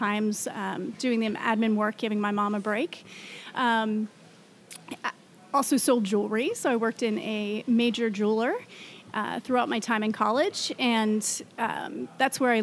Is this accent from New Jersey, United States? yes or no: yes; southern New Jersey, United States; moved away as an adult; also born or lived in Delaware; now in Washington, United States; I'm from the southern part where the farms are. So I grew up in farm towns, very small towns